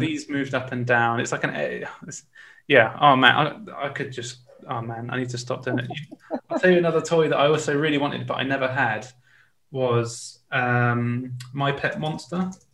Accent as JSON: {"language": "English", "town": "Winchester", "region": "South East England", "country": "United Kingdom", "said": "I'm from Winchester."}